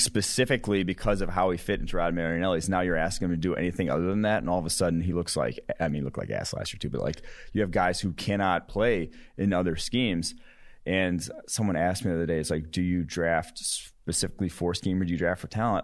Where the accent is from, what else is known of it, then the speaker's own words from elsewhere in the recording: Cincinnati, Ohio, United States; my hometown Bearcats